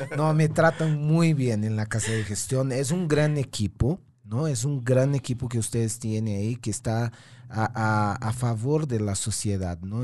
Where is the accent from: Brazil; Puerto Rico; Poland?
Brazil; moved away; Brasil, ¿no? El país, mi país de origen.